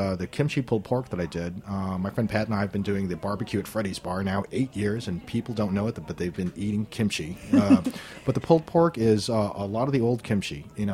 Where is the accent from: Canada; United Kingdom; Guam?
Guam; moved away; growing up on Guam